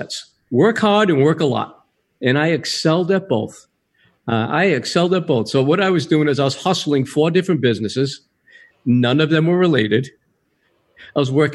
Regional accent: Rhode Island, United States; now in California, United States; originally I'm from Rhode Island

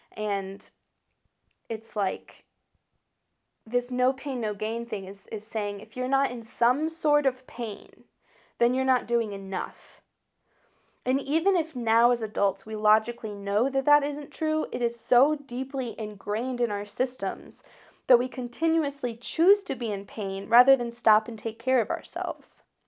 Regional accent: United States; I'm an American that grew up in, um, in the United States of America

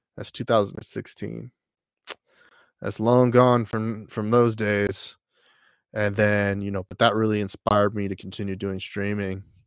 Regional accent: Texas, United States; I grew up in Texas

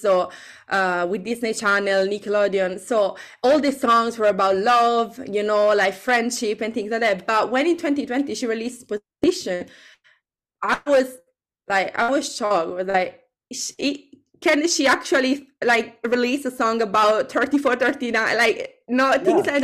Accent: Italy; English is a second language; now in London, United Kingdom; I'm from Italy

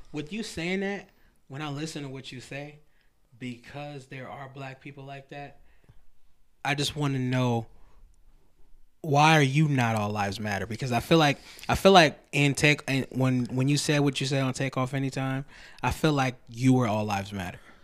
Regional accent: Lansing, Michigan, United States; we grew up in Lansing

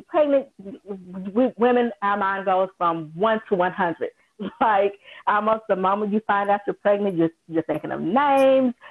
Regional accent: Jackson, Mississippi, United States; I'm from Jackson, Mississippi

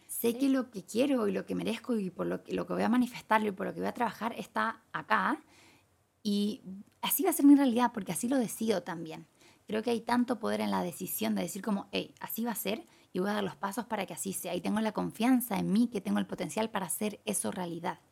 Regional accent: Chile; moved away as an adult; now in Thailand; hace dos años me fui de Chile

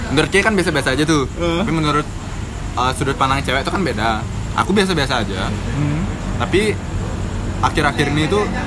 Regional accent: Bali, Indonesia; kita sebagai orang Bali

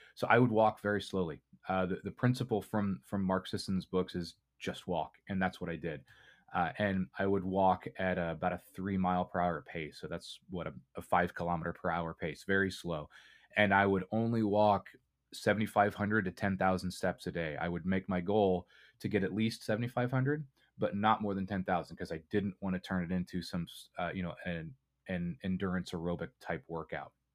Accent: Indiana, United States; I grew up in Indiana, and kind of the, the culture here is very meat and potatoes

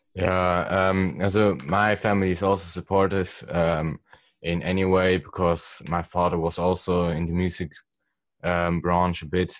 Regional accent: Switzerland; I'm also from Switzerland

